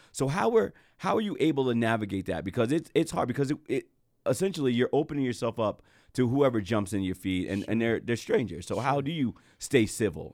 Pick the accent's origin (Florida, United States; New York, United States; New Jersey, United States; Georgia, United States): New Jersey, United States; I'm from Jersey, it's, you know, was a predominantly white area that I grew